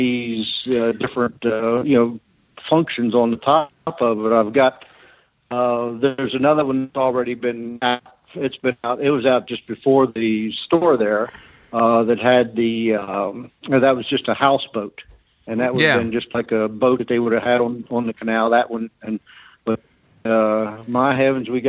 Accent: Williamsport, Maryland, United States; I grew up in Williamsport, which was close to the Cushwall Basin.

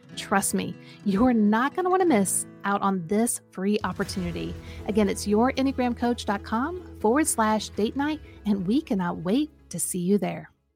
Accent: Kansas, United States; my home state of Kansas

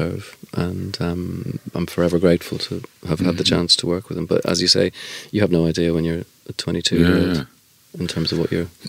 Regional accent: Dublin, Leinster, Ireland; moved away; I was Irish and from Dublin

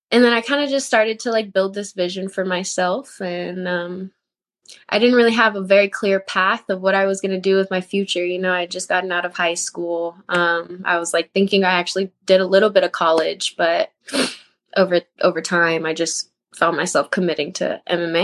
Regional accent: Houston, Texas, United States; I was born in Houston, Texas. I went to Spring High School. I was kind of was raised more in like the North area

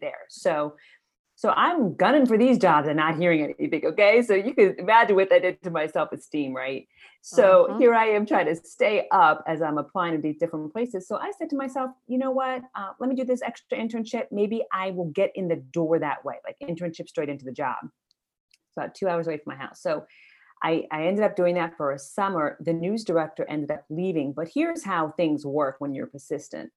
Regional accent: Maryland, United States; I grew up in Maryland, and my parents migrated from Ethiopia

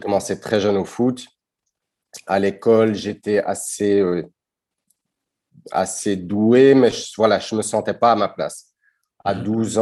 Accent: Brussels, Brussels-Capital Region, Belgium; born or raised there; first language Dutch; French is a second language

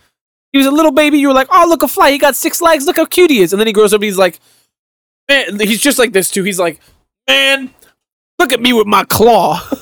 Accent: New York City, New York, United States; I'm from Brooklyn.

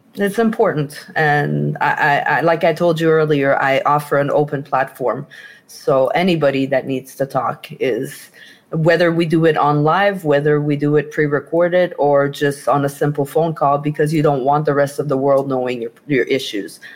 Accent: Quebec, Canada; moved away; I'm from Quebec

